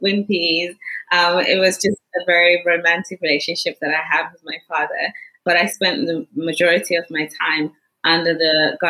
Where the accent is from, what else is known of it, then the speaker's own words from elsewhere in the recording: Johannesburg, Gauteng, South Africa; born there; also born or lived in Zimbabwe; So I was born in Johannesburg, and it was in the last, probably final 6 years of the apartheid, and I was taken to my grandmother's to stay in Zimbabwe.